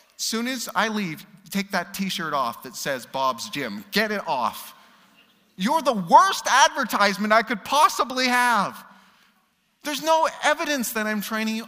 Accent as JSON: {"language": "English", "country": "Canada", "said": "As a Canadian"}